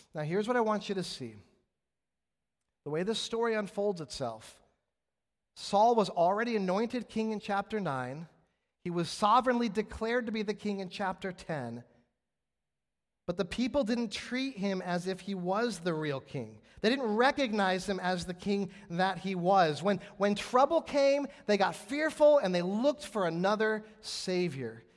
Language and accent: English; West Coast, United States; moved away; I'm from the West Coast